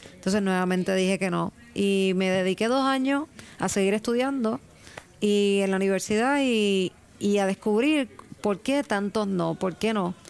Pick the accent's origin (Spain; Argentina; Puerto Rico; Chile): Puerto Rico; Evidentemente nací en Puerto Rico